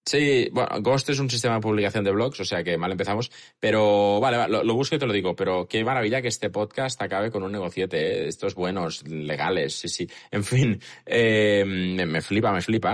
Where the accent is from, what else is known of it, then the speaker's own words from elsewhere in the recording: Catalonia, Spain; también somos catalanes